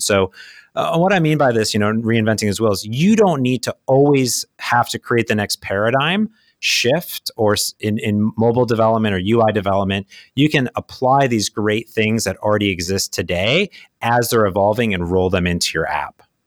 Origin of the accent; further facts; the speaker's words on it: Midwest, United States; also born or lived in Phoenix; now in Seattle, United States; I grew up in the Midwest